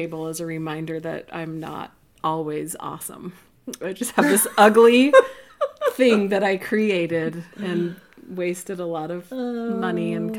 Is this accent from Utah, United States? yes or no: yes; Roy, Utah, United States; And I grew up, I don't know, 20 miles north of here in Roy, Utah.